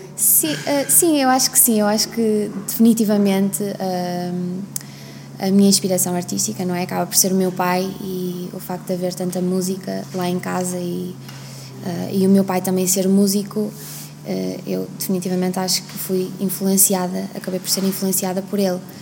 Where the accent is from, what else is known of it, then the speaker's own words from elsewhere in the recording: Vila Nova de Famalicão, Braga, Portugal; also born or lived in Scotland; em Vila Nova de Famalicão, onde eu cresci